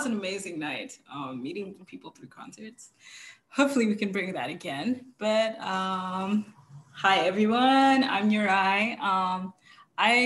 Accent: Zimbabwe; I grew up in Zimbabwe.

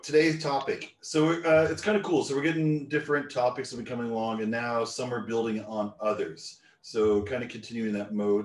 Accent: Newfoundland and Labrador, Canada; part of Canada I grew up in Newfoundland

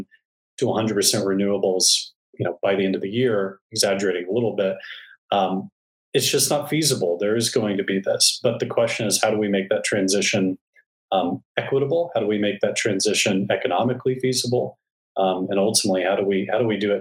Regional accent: Texas, United States; as a Texan

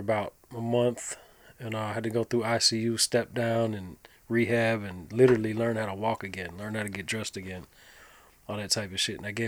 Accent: Nashville, Tennessee, United States; also born or lived in Delaware; I grew up in Nashville.

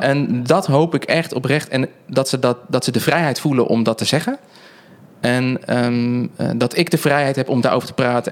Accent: Netherlands; wij natuurlijk als Nederlanders

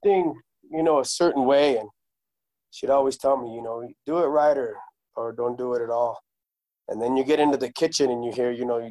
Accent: New Mexico, United States; also born or lived in Southern Colorado; now in Denver, United States; I was raised in New Mexico

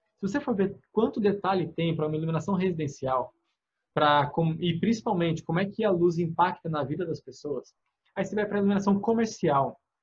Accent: interior of São Paulo, Brazil; accent: São Paulo interior R; now in Bahia, Brazil; Eu sou do interior de São Paulo, então se você perceber meu R de vez em quando, vai ser um porta

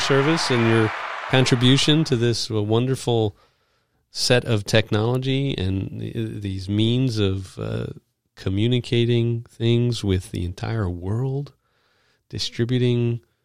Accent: New York City, New York, United States; I grew up in New York

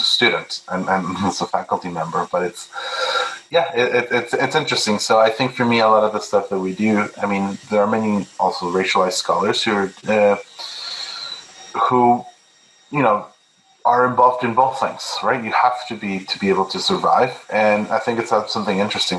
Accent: Milton, Ontario, Canada; also born or lived in Peru; now in Hamilton, Canada; I grew up in Milton when it was a very small town

